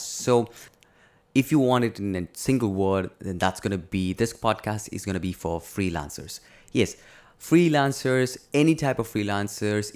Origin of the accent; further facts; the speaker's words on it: India; I'm from India